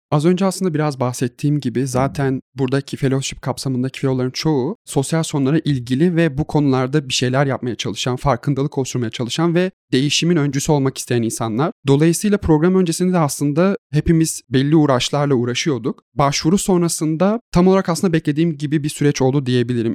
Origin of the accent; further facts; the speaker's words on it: Edirne, Turkey; moved away as an adult; now in Izmir, Turkey; Edirneliyim. Ege Üniversitesi'nde Uluslararası İlişkiler son sınıf öğrencisiyim. Kırsal kesimde doğdum büyüdüm